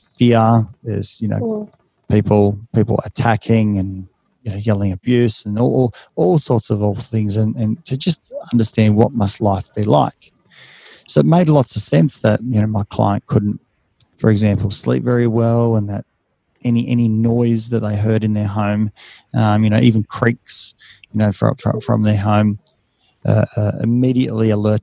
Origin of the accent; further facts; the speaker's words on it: Australia; accent: Ocker; I'm just as Aussie, just as Australian as every other, you know, man or woman out there. I've still got the, you know, the accent, and it's very thick when you go overseas. You know, it's like, oh, yeah, I've got the Ocker accent.